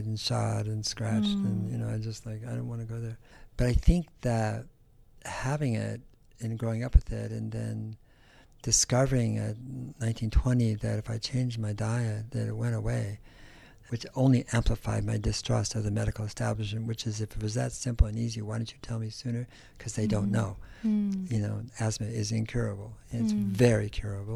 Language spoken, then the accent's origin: English; Berkeley, California, United States; also born or lived in San Joaquin Valley, California; I grew up in California. I grew up in the San Francisco Bay Area, mm-hmm. and then in the valley as well, San Joaquin Valley